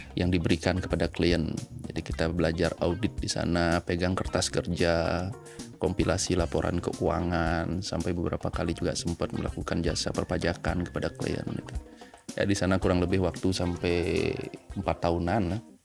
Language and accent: Indonesian; Denpasar, Bali, Indonesia; also born or lived in Batam; now in Ubud, Indonesia; menamatkan SMP, SMA sampai kuliah itu di Denpasar